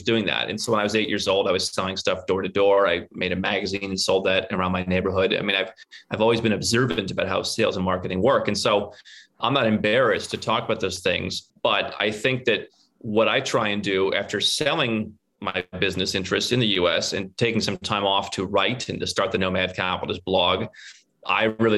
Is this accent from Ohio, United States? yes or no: yes; Northern Ohio, United States; moved away as an adult; also born or lived in Cleveland; now in Serbia; We come from a very similar background growing up in Northern Ohio